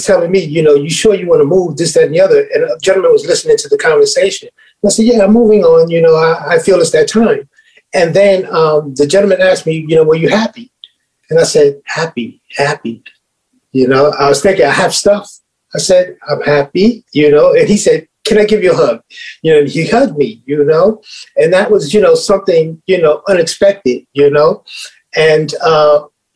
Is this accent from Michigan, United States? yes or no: no; New York City, New York, United States; I'm from Spanish Harlem, you know, and coming from that location